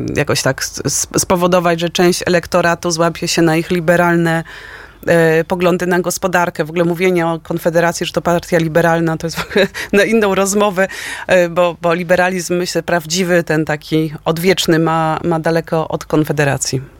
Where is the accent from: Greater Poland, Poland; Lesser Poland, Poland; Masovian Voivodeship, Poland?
Masovian Voivodeship, Poland; Warsaw; my jesteśmy od warszawiakami od pokoleń, mamy groby na, na Powązkach